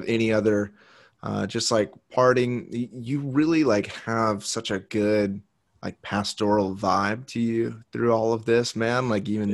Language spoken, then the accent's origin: English; United States; I was born in the United States to a pastor.